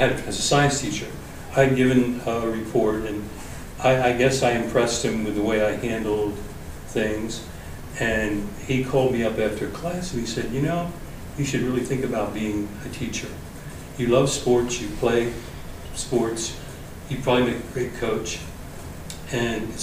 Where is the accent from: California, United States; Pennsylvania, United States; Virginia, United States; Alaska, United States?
Pennsylvania, United States; Lancaster County; moved away as an adult; now in Miami, United States; I grew up in Lancaster County, Pennsylvania. I grew up on a farm.